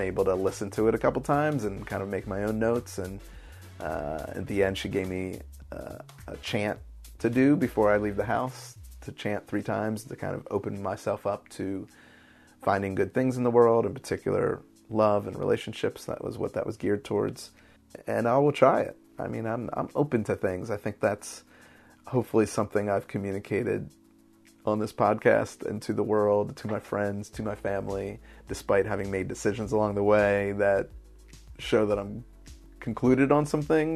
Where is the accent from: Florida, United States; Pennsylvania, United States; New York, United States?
Pennsylvania, United States; Philadelphia; born or raised there; now in Baltimore, United States